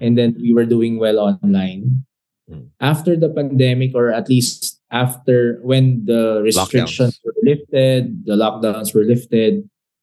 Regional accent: Manila, Metro Manila, Philippines; moved away as an adult; now in Davao City, Philippines; we're outsiders from Manila and then coming here

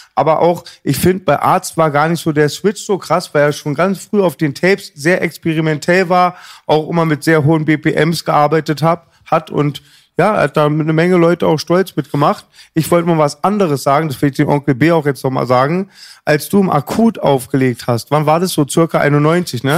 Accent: Berlin, Germany; hinten bei uns im Marienfelde

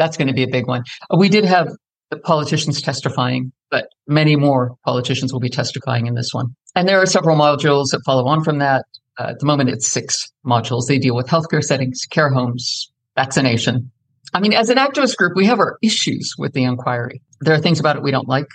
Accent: United States; moved away as an adult; now in United Kingdom; I'm an American, but I've lived in the UK for the last 10,000 years

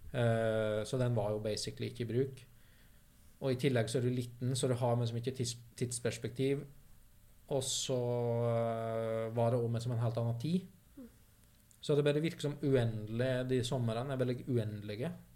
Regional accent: Vinstra, Innlandet, Norway; moved away; der jeg kommer fra, som er da dalsida opp mot Perintgarden. På Vinstra.

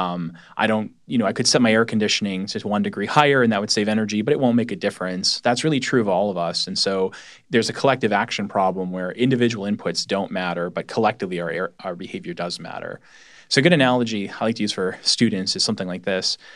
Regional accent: New England, United States; I'm from New England

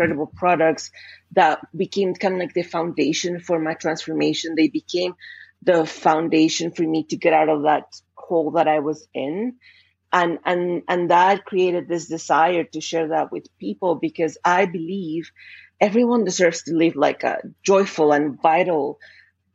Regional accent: Colombia; English is a second language; moved away as an adult; now in Canada; clearly from my accent, I'm not English speaker to begin with. I was born and raised in Colombia

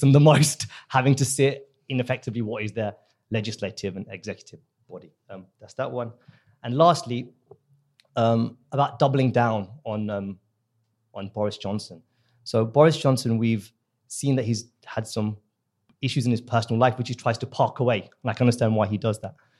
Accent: India; now in United Kingdom; I'm from the subcontinent. I'm from India

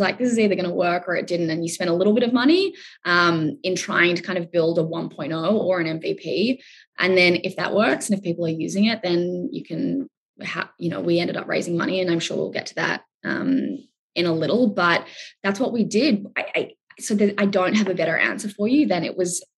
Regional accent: Australia; I'm Australian

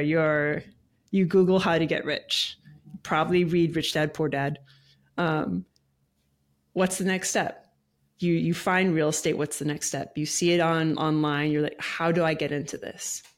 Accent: Hawaii, United States; now in Tennessee, United States; I was born and raised in Hawaii as well

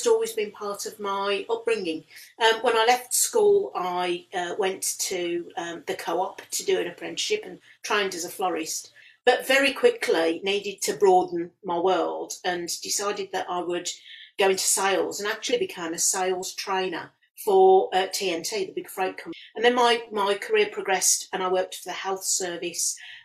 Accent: Walsall, West Midlands, United Kingdom; I was born and bred and born and brought up in Warsaw and in the Black Country, and from a family who were Black Country born and bred.

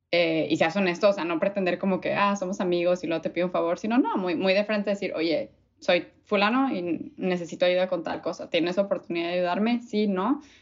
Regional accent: Mexico City, Mexico; born there; Eh, nací en la Ciudad de México, pero me considero regia de corazón.

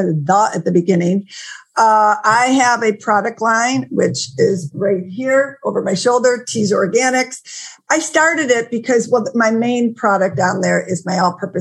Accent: Buffalo, New York, United States; my hometown of Buffalo, New York

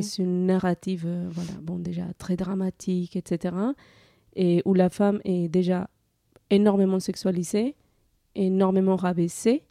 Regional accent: Colombia; moved away as an adult; now in France; en 2017, j'ai quitté la Colombie pour venir en France.

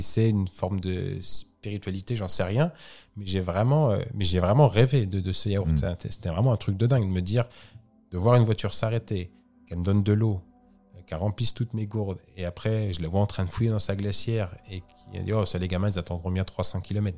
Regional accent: France; je suis français

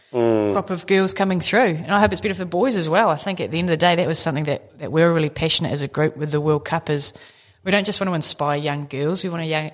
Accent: New Zealand

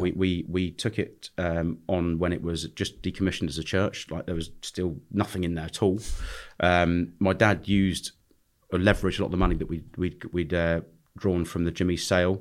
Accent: London, United Kingdom; I was born in London, uh, grew up, went to school in London till the age of sixteen

